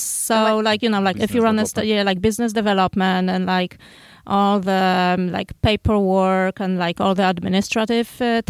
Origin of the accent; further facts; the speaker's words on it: Poland; moved away as an adult; now in Santa Monica, United States; We are from Poland.